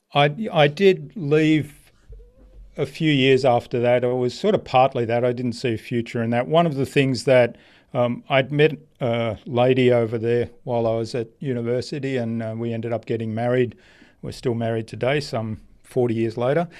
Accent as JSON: {"language": "English", "country": "Australia", "tie": "born or raised there", "also_born_or_lived": "Germany", "said": "I grew up in Australia."}